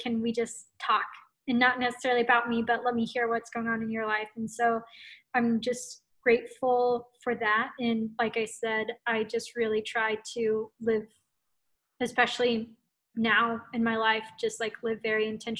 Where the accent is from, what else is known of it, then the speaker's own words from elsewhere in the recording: Yokota, Tokyo, Japan; especially growing up in Yokota, like your friends became your family.